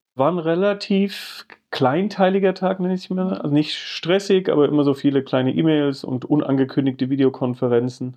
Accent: Geisenheim, Hesse, Germany; moved away as an adult; now in Mar Vista, Los Angeles, United States; Ich bin in der Nähe von Wiesbaden groß geworden

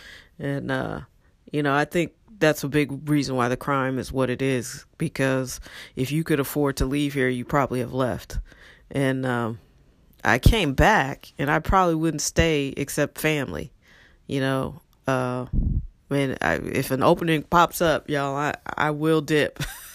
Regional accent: St. Louis, Missouri, United States; And I often think to myself, man, if half the people I grew up with stayed in St. Louis and raised their families in St. Louis, our electorate would look so different.

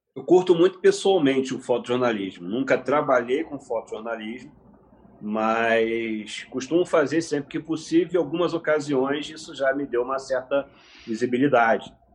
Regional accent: Nova Friburgo, Rio de Janeiro, Brazil; Eu nasci no Rio de Janeiro, vim para Friburgo aos 4 anos de idade

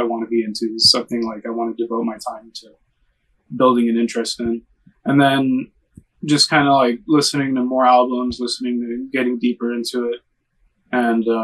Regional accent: Los Angeles, California, United States; I've lived in LA my whole life. I was born on the West Side, lived there for about 2 years. Obviously don't remember much, but when I was around 2 or 3, my parents moved to Highland Park, which is where I'm still

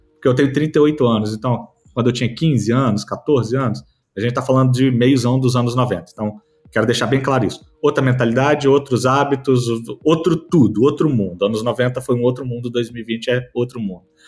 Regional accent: Vitória, Espírito Santo, Brazil; eu sou de Vitória, no Espírito Santo

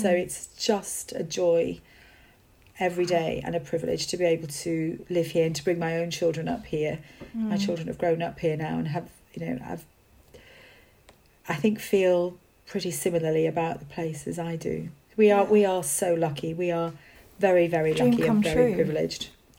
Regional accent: Wales, United Kingdom; So I grew up in Wales without, not living on a farm, but still feeling that was part of my heritage and still, you know, part of my background.

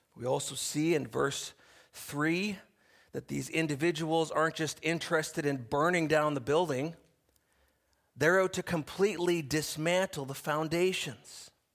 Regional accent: Canada; we enjoy as Canadian citizens

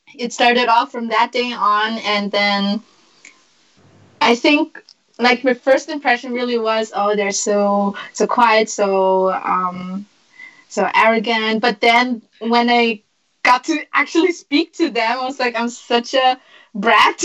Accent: Vienna, Austria; living and born and raised in Vienna, Austria.

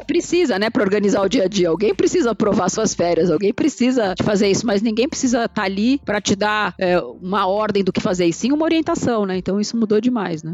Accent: São Paulo, Brazil; Eu nasci em São Paulo, vivi minha vida inteira aqui

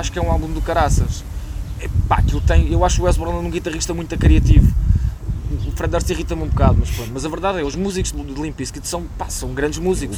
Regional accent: Loures, Lisbon, Portugal; also born or lived in Príncipe Real, Lisbon; eu sou da Portela. Um, portanto, a vida de bairro eu conheço bem

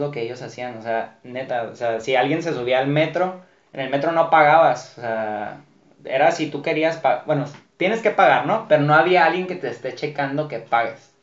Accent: Mexico; como mexicanos

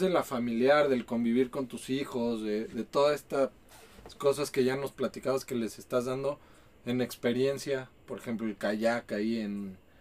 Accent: Mexico City, Mexico; moved away as an adult; now in Guadalajara, Mexico; Yo soy de, Ciudad de México

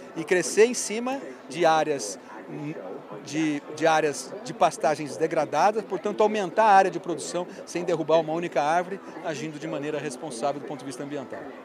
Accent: Ribeirão Preto, São Paulo, Brazil; ser prefeito da cidade onde eu nasci

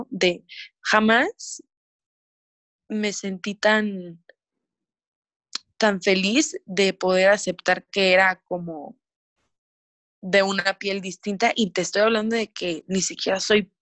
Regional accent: Mexico; hablando de México porque somos mexicanos y aquí vivimos

